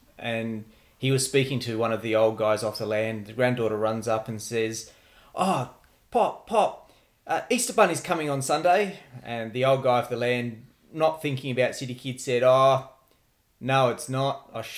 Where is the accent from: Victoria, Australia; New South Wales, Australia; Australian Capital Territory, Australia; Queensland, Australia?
New South Wales, Australia; Wagga Wagga; moved away as an adult; also born or lived in Sydney; now in Canberra, Australia; I was born and bred in Wagga. I was in Wagga right the way through until I left home to go to uni. So I grew up in Wagga.